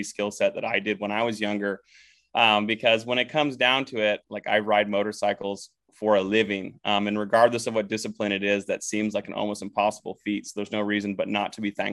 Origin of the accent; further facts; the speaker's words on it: Minnesota, United States; growing up in Minnesota